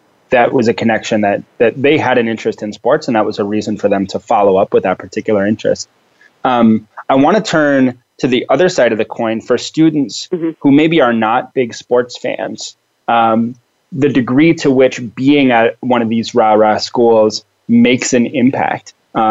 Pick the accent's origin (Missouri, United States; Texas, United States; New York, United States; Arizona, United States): Arizona, United States; Tempe; also born or lived in Phoenix, Arizona; I grew up in Tempe where Arizona State University is.